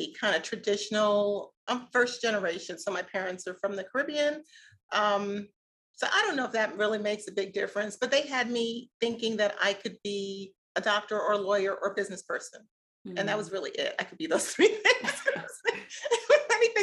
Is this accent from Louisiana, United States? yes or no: no; New York City, New York, United States; now in Atlanta, United States; the Catholic churches that I grew up with in Brooklyn